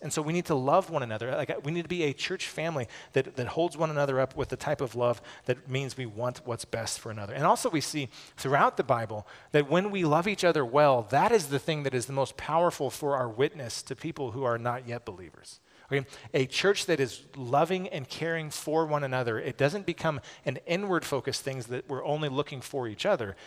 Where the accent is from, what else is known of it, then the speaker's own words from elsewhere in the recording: United States; as American evangelicals